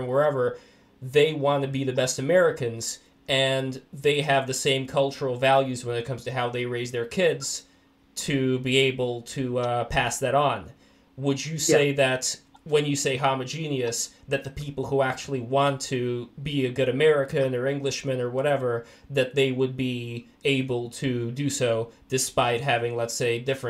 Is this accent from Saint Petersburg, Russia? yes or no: yes; Saint Petersburg, Russia; now in United States; my mom is Jewish and we're originally from Russia, from St. Petersburg, USSR.